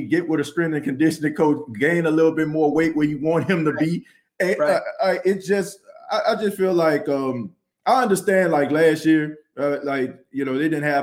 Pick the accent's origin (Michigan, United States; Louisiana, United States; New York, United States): Louisiana, United States; New Orleans; born and raised in New Orleans